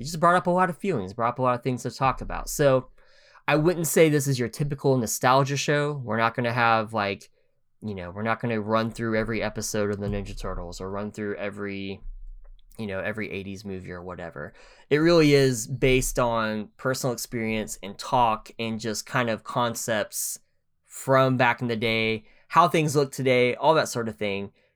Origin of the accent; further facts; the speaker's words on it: Oklahoma, United States; moved away as an adult; now in Tennessee, United States; we're both from Oklahoma